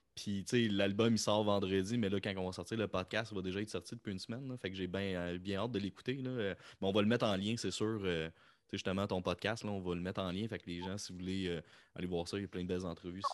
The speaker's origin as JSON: {"language": "French", "region": "Quebec", "country": "Canada", "accent": "Quebec", "said": "au Québec, on fait ah, j'ai un accent"}